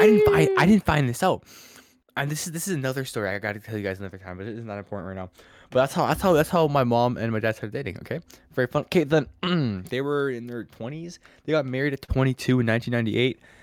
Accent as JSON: {"language": "English", "town": "Ottawa", "region": "Ontario", "country": "Canada", "tie": "born or raised there", "said": "I was born in Ottawa"}